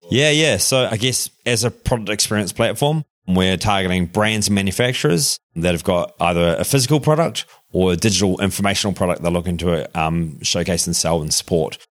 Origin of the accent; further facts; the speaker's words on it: Darfield, Canterbury, New Zealand; accent: New Zealand twang; moved away; I grew up on the farm there in just outside of Christchurch, a little place called Darfield.